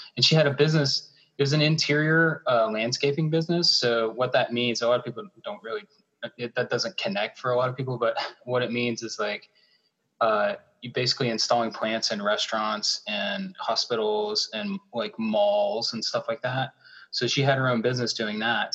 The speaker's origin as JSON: {"language": "English", "town": "Charlotte", "region": "North Carolina", "country": "United States", "moved": "as an adult", "lives_now": "Minnesota, United States", "said": "i'm from charlotte north carolina"}